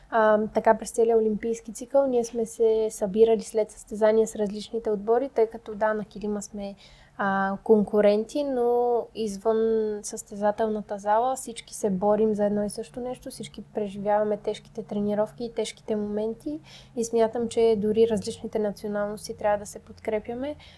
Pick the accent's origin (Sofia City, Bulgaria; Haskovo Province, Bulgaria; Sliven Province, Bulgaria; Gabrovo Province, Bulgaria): Sofia City, Bulgaria; Sofia; само аз и Мади сме от София